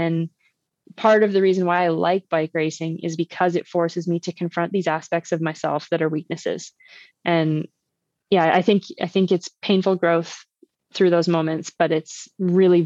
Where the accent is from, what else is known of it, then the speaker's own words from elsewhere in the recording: Uxbridge, Ontario, Canada; where I grew up in Uxbridge, my parents' house is 7 kilometers from like the biggest trailhead north of Toronto.